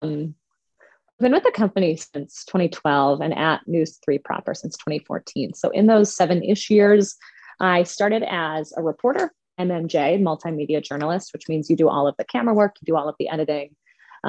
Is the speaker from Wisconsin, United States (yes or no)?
yes; Highland, Wisconsin, United States; also born or lived in La Crosse, Wisconsin; now in Madison, United States; my hometown of Highland is about an hour from Madison